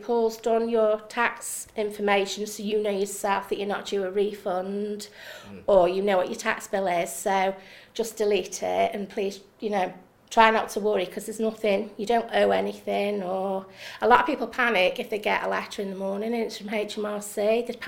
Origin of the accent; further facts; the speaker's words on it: Congleton, North West England, United Kingdom; also born or lived in Harriseahead; now in Biddulph, United Kingdom; I'm from Congleton, but my husband is from Brownlees.